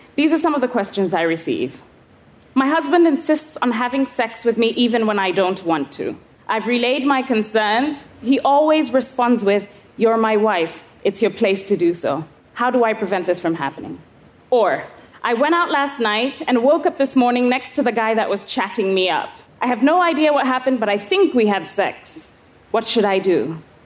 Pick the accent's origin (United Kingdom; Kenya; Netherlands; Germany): Kenya; I was 11 years old, growing up in Kenya.